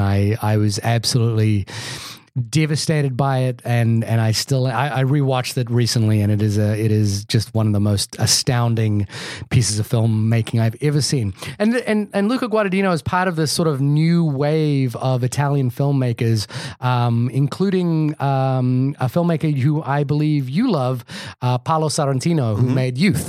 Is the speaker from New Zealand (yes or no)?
yes; New Zealand; I'm from New Zealand.